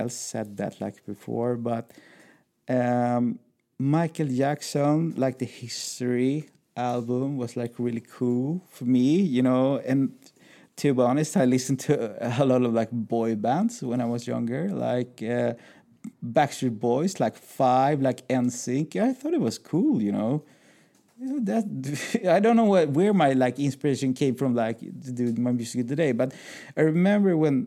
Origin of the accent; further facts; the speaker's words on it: Sweden; I'm a DJ from Sweden